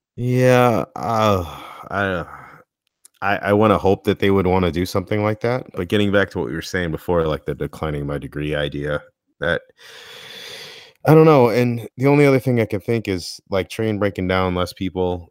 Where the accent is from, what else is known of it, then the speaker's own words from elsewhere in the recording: Connecticut, United States; I'm from Connecticut, and we have awesome pizza here